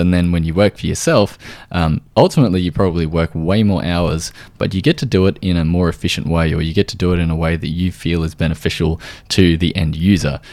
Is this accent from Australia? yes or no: yes; Australia